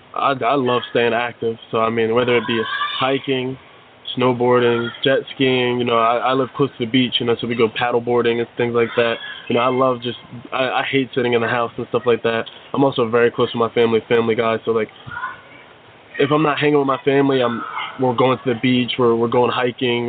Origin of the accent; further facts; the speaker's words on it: Woodbine, New Jersey, United States; also born or lived in Millville, New Jersey; I'm a Jersey guy born and raised. Uh, I actually grew up in Woodbine, New Jersey